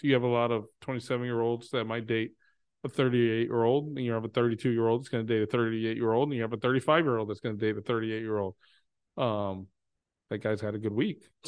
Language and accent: English; Texas, United States; now in Chicago, United States; I'm from Texas